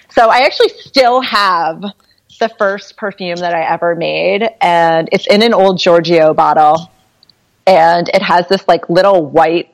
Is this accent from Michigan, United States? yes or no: no; Cambridge, Massachusetts, United States; also born or lived in Berkeley; now in Hudson Valley, United States; I grew up in Cambridge, Massachusetts